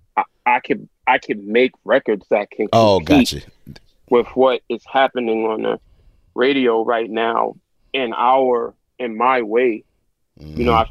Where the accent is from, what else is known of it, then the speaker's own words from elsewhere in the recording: New York City, New York, United States; I'm from South Jamaica, Queens